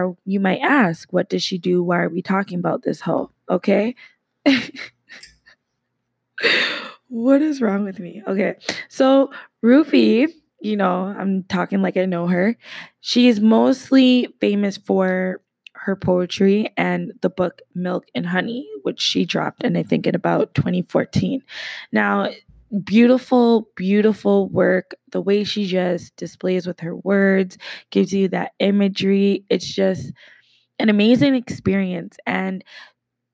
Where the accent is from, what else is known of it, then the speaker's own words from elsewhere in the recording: Canada; I am Canadian